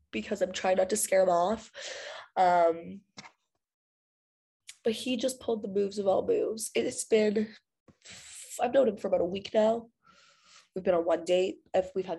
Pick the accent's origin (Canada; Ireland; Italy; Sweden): Canada